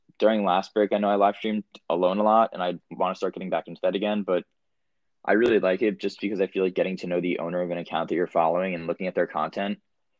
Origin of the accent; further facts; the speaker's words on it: New Jersey, United States; I'm from Jersey too.